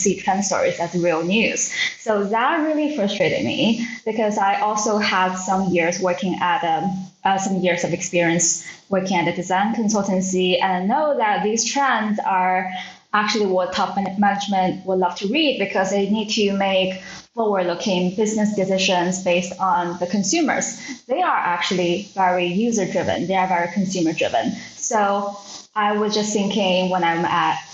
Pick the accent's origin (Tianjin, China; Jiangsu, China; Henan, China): Jiangsu, China; Suzhou; moved away as an adult; also born or lived in United Kingdom / United States / Shanghai; I'm a China native. I'm a millennial, born and bred in Suzhou, which is part of Jiangsu province, very close to Shanghai